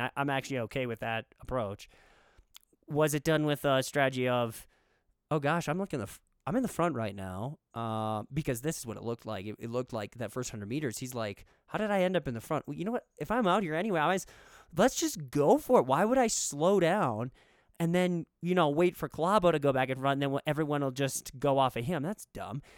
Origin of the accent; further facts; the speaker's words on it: United States; as an American